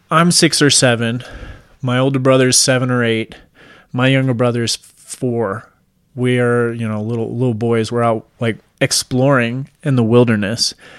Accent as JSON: {"language": "English", "region": "Washington", "country": "United States", "tie": "born or raised there", "moved": "yes", "said": "I'm originally from Washington State"}